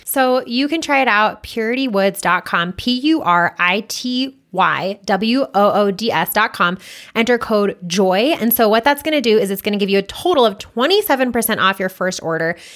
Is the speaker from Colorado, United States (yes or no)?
yes; Boulder, Colorado, United States; I was born and raised in Boulder